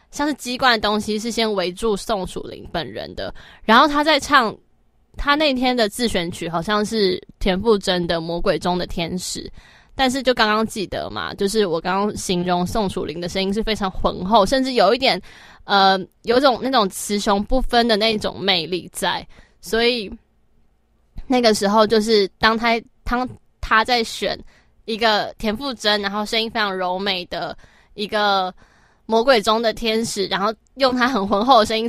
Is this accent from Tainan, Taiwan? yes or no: no; Taoyuan, Taiwan; 是我家乡啊